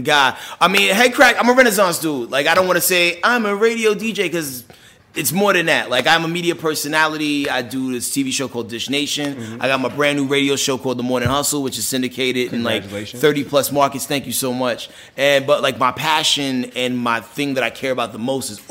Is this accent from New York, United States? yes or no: yes; New York City, New York, United States; I was born in the Bronx